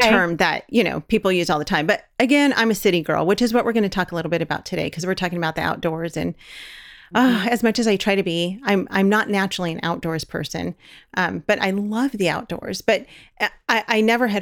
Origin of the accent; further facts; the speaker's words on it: Los Angeles, California, United States; moved away as an adult; we're from California, we're from Los Angeles. And since moving out of Los Angeles and kind of making our way across the country